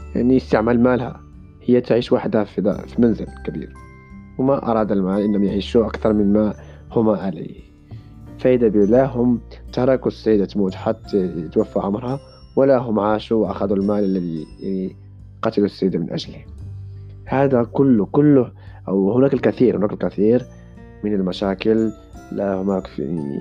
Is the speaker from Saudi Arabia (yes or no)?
no; Morocco; now in Japan; أنا مسلم مغربي